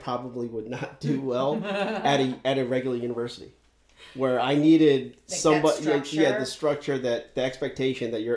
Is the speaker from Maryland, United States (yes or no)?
yes; Severna Park, Maryland, United States; I grew up in Anne Arundel County. So I grew up right around Severn Park, Maryland